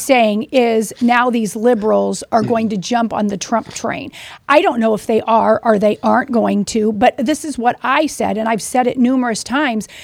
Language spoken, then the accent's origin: English; Missouri, United States; I'm from Missouri.